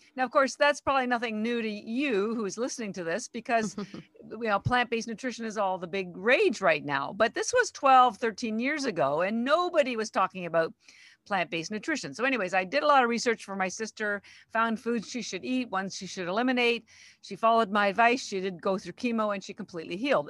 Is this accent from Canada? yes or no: yes; Canada; moved away as an adult; now in Boston, United States; I'm actually Canadian, but I've lived in Boston thirty-three years